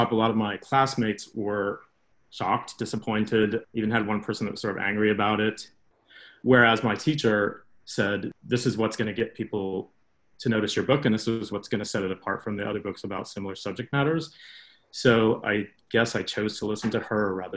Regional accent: Midwest, United States; my experience growing up in the Midwest

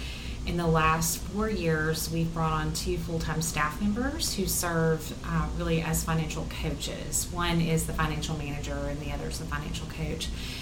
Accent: Mississippi, United States; also born or lived in Washington, D.C.; now in Greenville, United States; the South, which is where we're both from. He's from North Carolina, and I'm from Mississippi

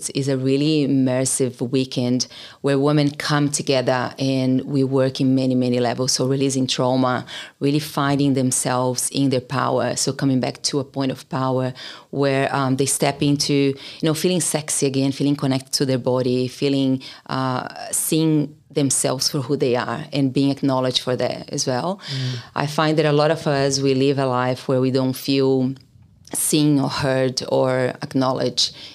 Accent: Brazil; moved away as an adult; now in Australia; I come from Brazil. I've been here for 16 years now

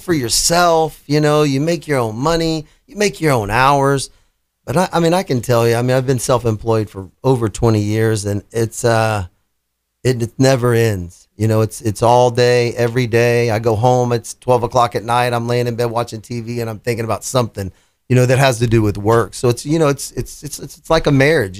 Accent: Houston, Texas, United States; moved away; I'm from Houston and I had owned three different businesses down there

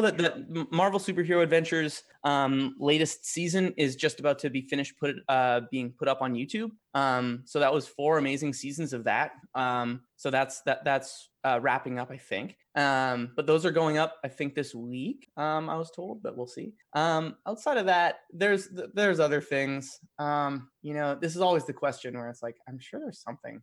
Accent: Edmonton, Alberta, Canada; where I grew up in Edmonton

